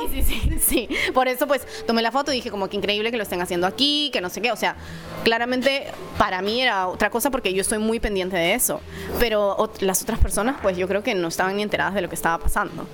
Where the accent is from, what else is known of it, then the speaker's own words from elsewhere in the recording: Lima, Peru; moved away as an adult; also born or lived in New York, United States / Paris, France; now in France; estudié primero en Lima, en Perú, de donde soy